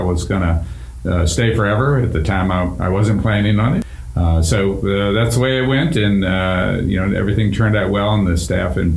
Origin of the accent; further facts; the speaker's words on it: Virginia, United States; moved away as an adult; also born or lived in Pennsylvania; now in North Carolina, United States; I'm a Virginia, native Virginian